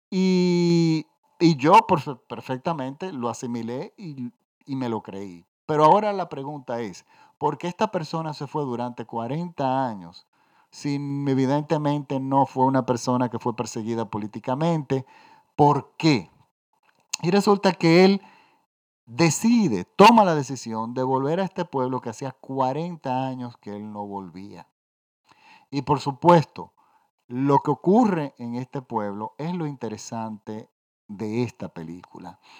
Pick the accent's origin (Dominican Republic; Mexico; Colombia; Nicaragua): Dominican Republic; Yo soy dominicano, y yo tengo un tío que se fue en el año 52 o 53 aproximadamente de la República Dominicana